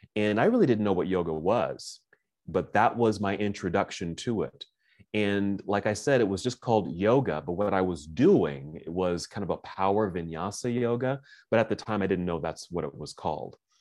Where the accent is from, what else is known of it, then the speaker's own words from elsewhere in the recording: Oakland, California, United States; moved away as an adult; now in Salt Lake City, United States; I'm originally from Oakland, California